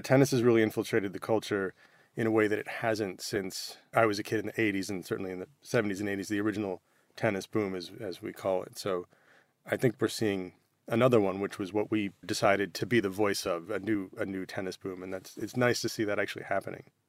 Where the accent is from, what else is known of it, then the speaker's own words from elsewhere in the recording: United States; as, as an American